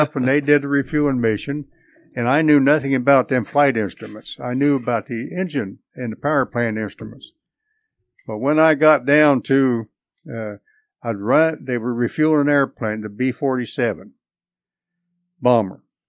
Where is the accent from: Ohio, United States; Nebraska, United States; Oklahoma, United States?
Nebraska, United States; Hastings; also born or lived in Atchison, Kansas; I grew up in Hastings, Nebraska, going to school